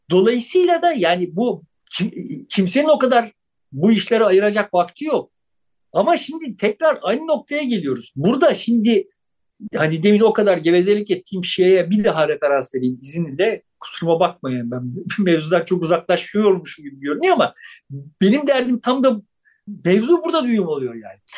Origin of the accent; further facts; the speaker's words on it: Turkey; Türküz, işte şöyle bir din anlayışımız var, babayız, aynı zamanda Beşiktaşlıyız